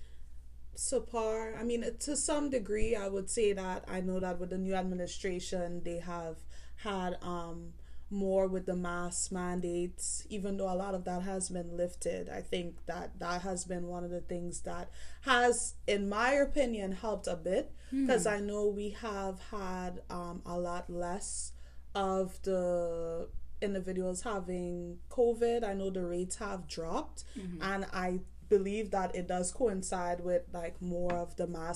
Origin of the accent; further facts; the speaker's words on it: Trinidad & Tobago; now in United States; I'm originally from Trinidad and Tobago.